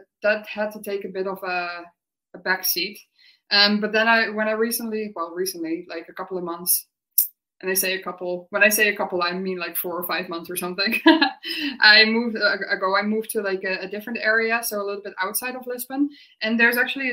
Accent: Netherlands; moved away as an adult; also born or lived in United Kingdom; I'm from the Netherlands

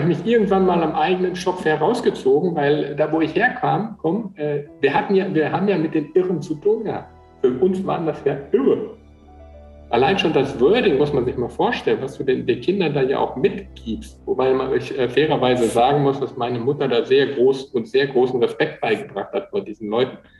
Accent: Eickelborn, North Rhine-Westphalia, Germany; bin ja aufgewachsen in Eichelborn

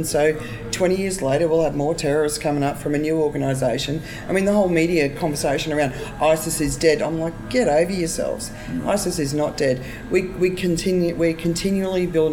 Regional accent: Australia; as an Australian

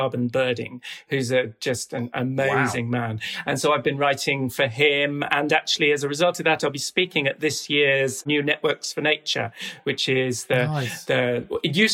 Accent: North Norfolk, East of England, United Kingdom; also born or lived in South America; I grew up here in North Norfolk

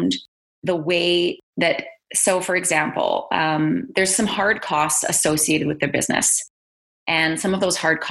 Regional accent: Calgary, Alberta, Canada; also born or lived in British Columbia; now in Edmonton, Canada; I was born in British Columbia and I grew up in Calgary in my teen years and went to high school and university in Calgary

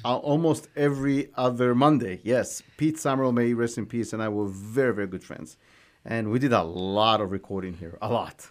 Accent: Israel; moved away as an adult; now in United States; the moshav, uh, where I grew up is the first Jewish

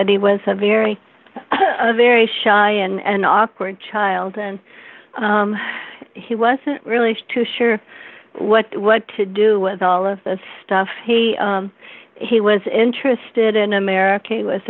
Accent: Chenango County, upstate New York, United States; also born or lived in Binghamton; When I was three, we moved from Binghamton to the boondocks of upstate New York in Shenango County, where there were no kids to play with.

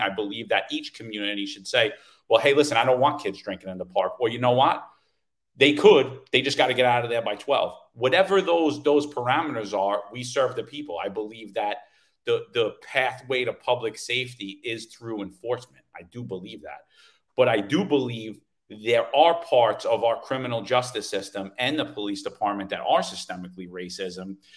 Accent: New York City, New York, United States; growing up in New York City

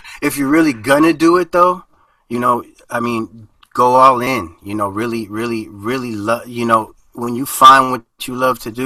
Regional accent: United States; first language Spanish; English is a second language; I'm first generation born in the United States. So I lived kind of two lives, you know, in the house it was Nicaragua, outside the house it was America.

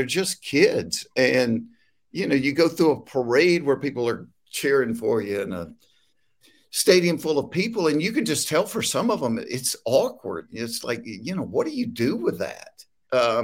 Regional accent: Hapeville, Georgia, United States; growing up in Hateful, Georgia

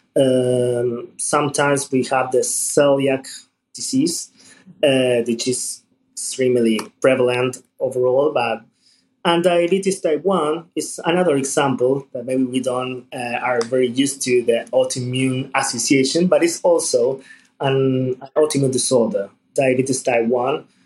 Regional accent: Buenos Aires, Argentina; I'm from Buenos Aires, Argentina.

